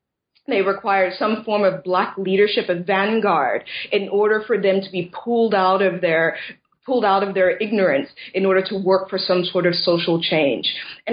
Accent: United States; now in Scotland; living in Britain and Scotland in particular has been a real education for me about, in terms of, because I'm originally from the States

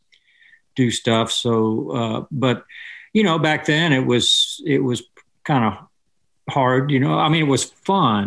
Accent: West Palm Beach, Florida, United States; where I grew up in Florida, you know, they had, South Florida had just great FM stations in Miami and Lauderdale that we could get in West Palm Beach

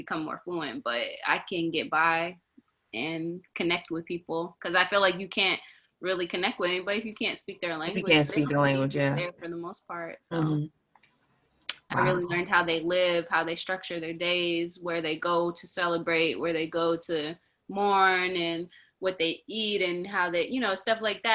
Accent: North Carolina, United States; also born or lived in New Bedford, Massachusetts / Austin, Texas; I grew up in North Carolina

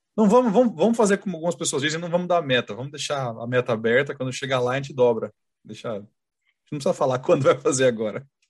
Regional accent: Sorocaba, São Paulo, Brazil; a gente é de Sorocaba

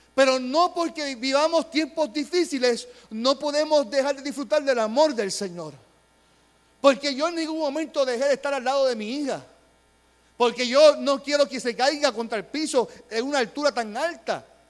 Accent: Puerto Rico; como pueblo puertorriqueño

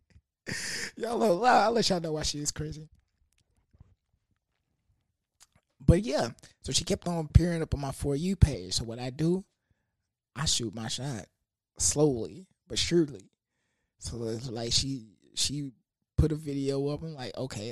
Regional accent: Houston, Texas, United States; I'm from that H.

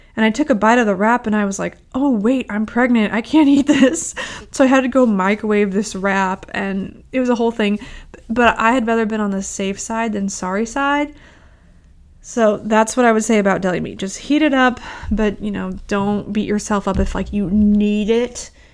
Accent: St. Louis, Missouri, United States; I grew up in Saint Louis

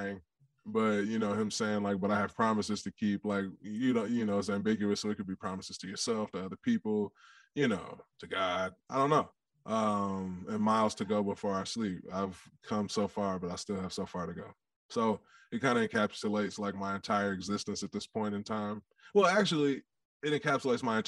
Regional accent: Detroit, Michigan, United States; now in Austin, United States; I grew up in Detroit, which is, you know, home of the three big, the big three motor factories

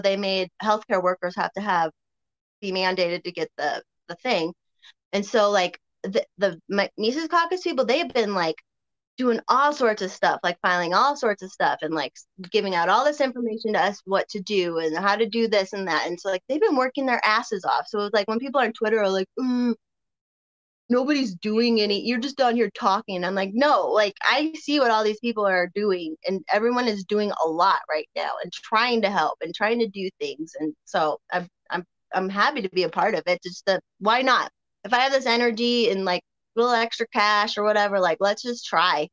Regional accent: Colorado, United States; also born or lived in Berwyn, Illinois; I got to grow up out here

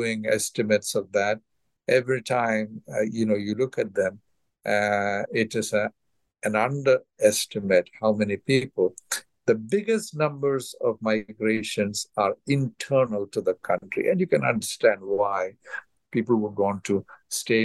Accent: India; moved away; my home state in India

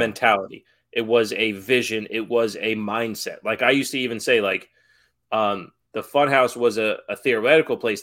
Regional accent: New York, United States; growing up in New York

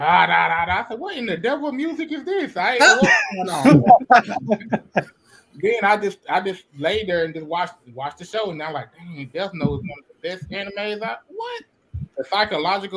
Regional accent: Memphis, Tennessee, United States; I'm from Memphis, Tennessee

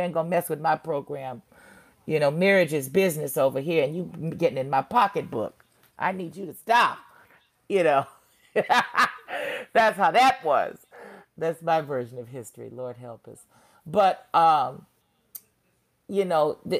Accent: Santa Monica, California, United States; moved away as an adult; also born or lived in Los Angeles, California / Chicago; I'm from Santa Monica, California. I was born there and, you know, was raised between Santa Monica and Koreatown in L.A.

